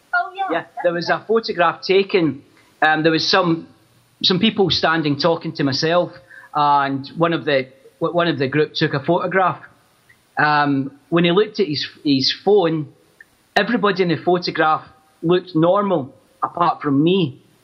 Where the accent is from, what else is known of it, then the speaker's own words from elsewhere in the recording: Glasgow, Scotland, United Kingdom; I grew up in Glasgow